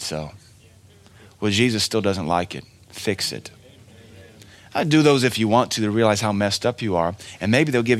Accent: Cookeville, Tennessee, United States; I love Cookville. This is my hometown.

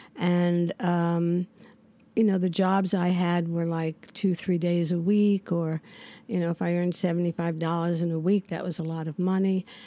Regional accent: New York City, New York, United States; also born or lived in Manhattan; I grew up in the Bronx. I was in the Bronx till I was about

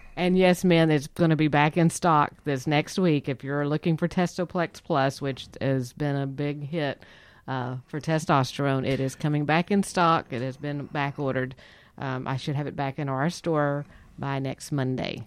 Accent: Texas, United States; we're from Texas

